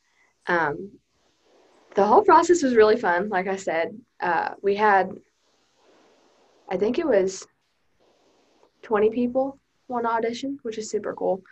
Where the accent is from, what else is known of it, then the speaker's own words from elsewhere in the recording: Durant, Oklahoma, United States; I'm from Durant